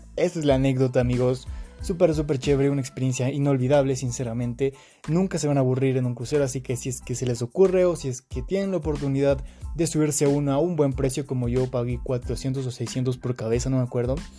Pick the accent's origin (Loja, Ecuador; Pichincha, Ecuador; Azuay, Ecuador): Pichincha, Ecuador; Quito; soy de Quito, Ecuador